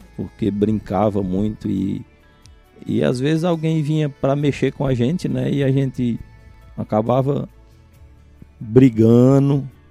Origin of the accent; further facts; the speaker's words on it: Cariré, Ceará, Brazil; also born or lived in São Benedito / Carnaubal; Eu sou natural de São Benedito. Quando nasci, meu pai morava em Carnaubal, era pastor no Carnaubal. Uhum. E é, com cinco anos de idade aproximadamente, que a gente chegou no, no, no Cariré